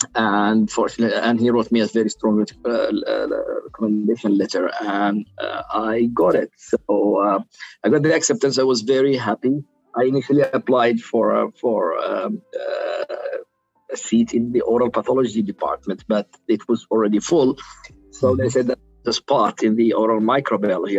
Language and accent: English; Sana'a, Amanat Al Asimah, Yemen; English is a second language; moved away as an adult; also born or lived in Aden, Yemen / Bergen, Norway; now in Pennsylvania, United States; I was born in in Sana'a and raised in Sana'a, but because we are originally from Aden, from the south part of, Yemen